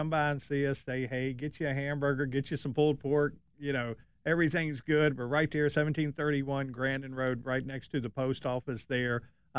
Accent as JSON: {"language": "English", "area": "the Valley", "region": "Virginia", "country": "United States", "tie": "born or raised there", "said": "growing up in the Valley"}